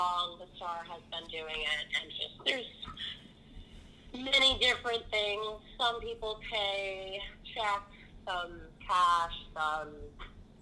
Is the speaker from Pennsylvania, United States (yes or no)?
yes; Northeastern Pennsylvania, United States; I'm from NEPA.